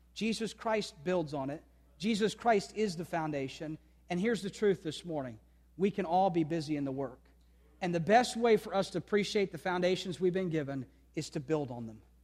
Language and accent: English; United States; every day as an American, I'm thankful for a great country